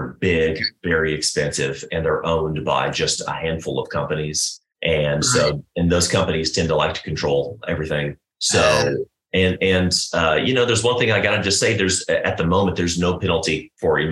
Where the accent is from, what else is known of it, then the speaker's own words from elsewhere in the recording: United States; as an American taxpayer